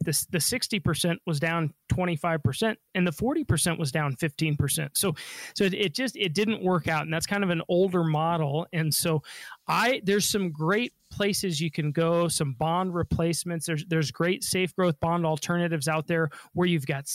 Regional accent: Denver, Colorado, United States; I was born and raised in Denver.

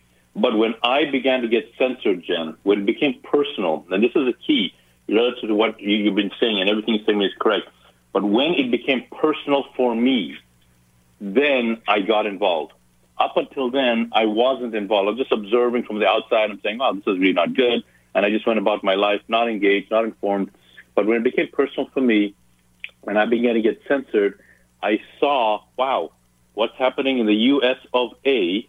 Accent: Ethiopia; born there; moved away; also born or lived in Zambia / Zimbabwe; I'm not born in this country. I didn't grow up in this country. I was born in Africa, and I literally left three countries to get here. So I was born in Ethiopia, then went to Zambia, then went to Zimbabwe.

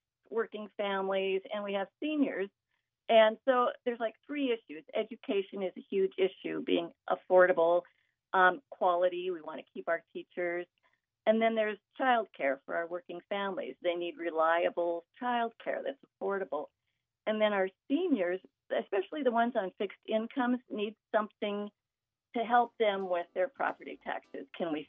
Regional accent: Langdon, North Dakota, United States; I grew up in Langdon, North Dakota

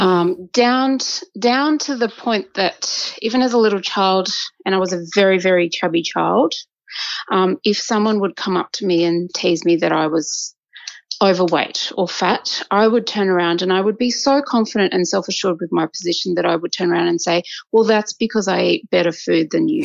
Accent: Australia; I was born in Australia, uh, and my mother and father met here as um, immigrants

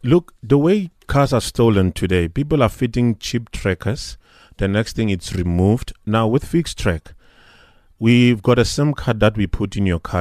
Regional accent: South Africa; as a South African

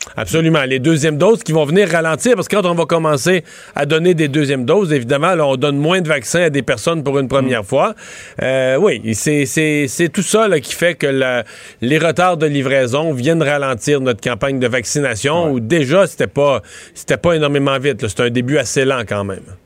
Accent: Rivière-du-Loup, Quebec, Canada

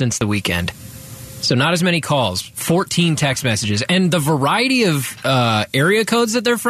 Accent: Dallas, Texas, United States; now in Arizona, United States; I'm originally from Dallas

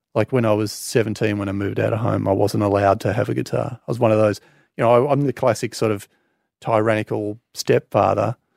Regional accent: Australia; I'm obviously proudly Australian

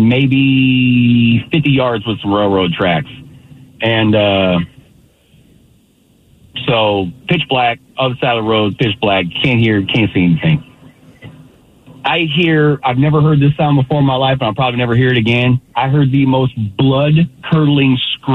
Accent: Bay Area, California, United States; I'm from the Bay Area. I lived in the hood.

